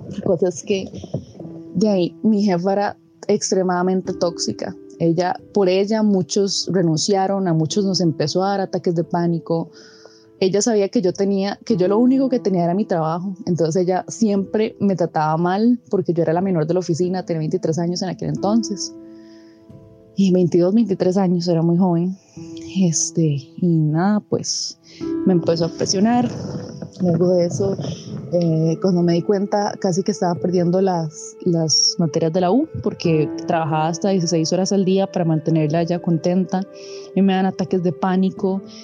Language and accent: Spanish; Cartago, Costa Rica; moved away as an adult; also born or lived in Heredia; yo soy de Cartago originalmente. Me tuve que ir a mudar hasta Heredia porque entré a la Universidad Nacional